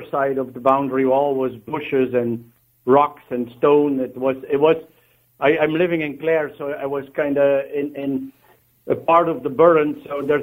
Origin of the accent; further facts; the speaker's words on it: Belgium; I, I, I'm from Belgium and an accountant